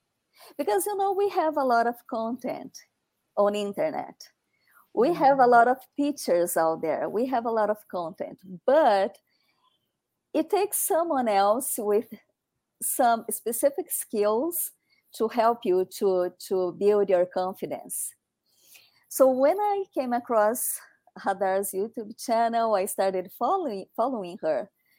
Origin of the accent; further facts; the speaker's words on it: Brazil; English is a second language; now in United States; I'm from Brazil, but I've been living in the United States for 7 years now.